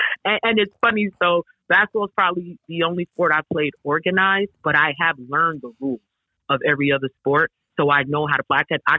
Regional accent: Bronx, New York, United States; So I grew up in Parkchester in the Bronx, which is the neighborhood where St. Raymond is located.

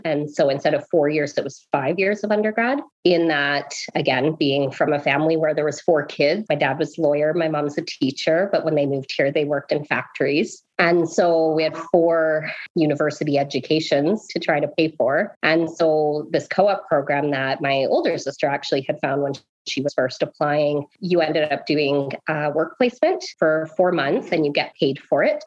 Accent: Oakville, Ontario, Canada; now in Lethbridge, Canada; We were born and raised in Oakville, Ontario.

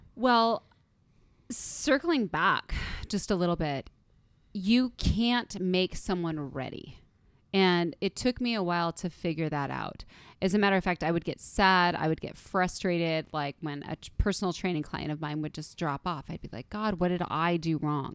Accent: United States; I was born in the United States of America

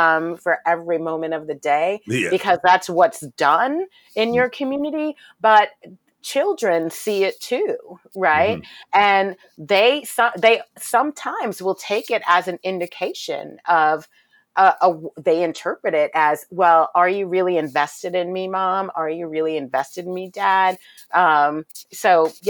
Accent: New York City, New York, United States; I was raised in Brooklyn during the height of the crack cocaine epidemic

